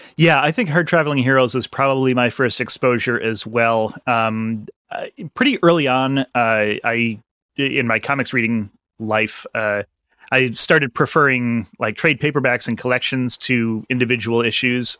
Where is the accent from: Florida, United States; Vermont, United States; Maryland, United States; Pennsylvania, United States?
Vermont, United States; I grew up in Vermont